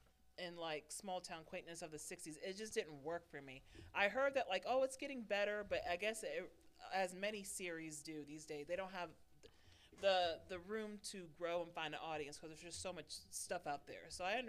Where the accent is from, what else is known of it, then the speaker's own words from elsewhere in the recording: Binghamton, New York, United States; I was born in Binghamton.